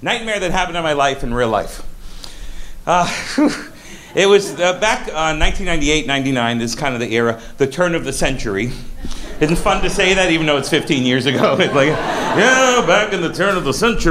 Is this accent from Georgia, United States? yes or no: no; South Florida, United States; also born or lived in Brooklyn, New York; now in New York, United States; I was born in Brooklyn, but I grew up in Florida, South Florida